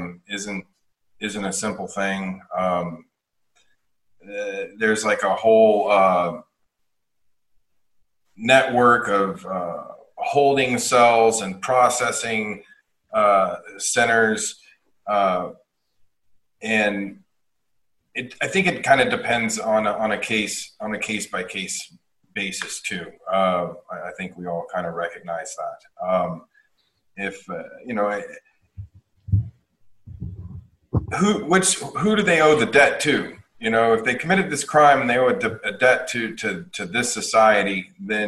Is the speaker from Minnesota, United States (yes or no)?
no; Dallas, Texas, United States; I'm from Dallas, and we're one of the most diverse places, you know, in the country.